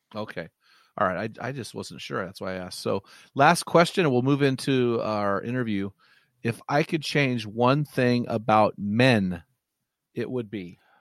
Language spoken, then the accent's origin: English; Pacific Northwest, United States; I'm from the Pacific Northwest